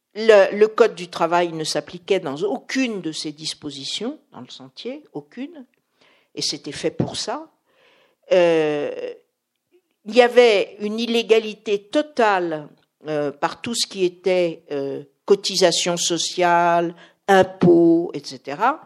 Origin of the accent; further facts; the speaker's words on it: Paris, Île-de-France, France; je suis parisienne